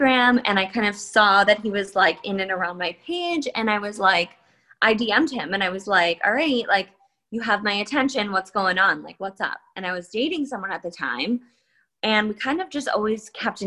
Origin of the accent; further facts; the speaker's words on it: Livingston, New Jersey, United States; I grew up in New Jersey.